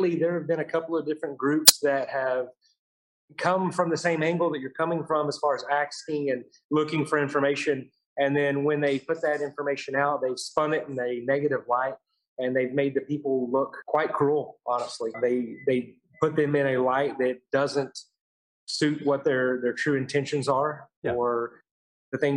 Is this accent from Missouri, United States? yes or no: no; Marble Falls, Texas, United States; now in Lubbock, United States; I'm actually from Marble Falls, right up the road from you. I've been in Lubbock since 2003